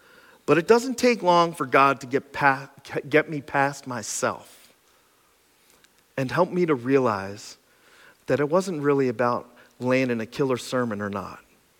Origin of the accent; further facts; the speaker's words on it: Cressona, Pennsylvania, United States; When I grew up in Cresona, your parents would hand you a BB gun and half a sandwich